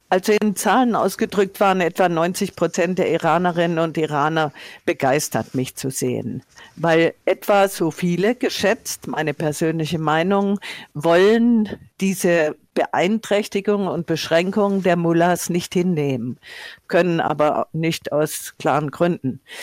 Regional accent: Tuttlingen, Baden-Württemberg, Germany; now in Nordhessen, Germany; von Tuttlingen, meiner Heimatstadt in ähm, Baden-Württemberg

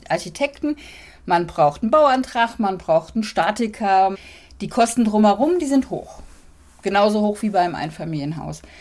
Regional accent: Hamburg, Germany; Ich komme aus Hamburg und die Familie, die hatten alle Reihenhäuser, aber winzig klein.

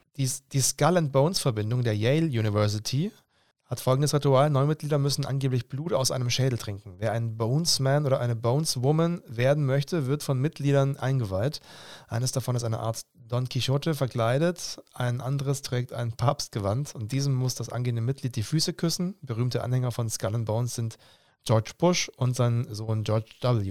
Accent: Stuttgart region, Baden-Württemberg, Germany; ich bin jetzt jemand, der in der Region Stuttgart aufgewachsen ist

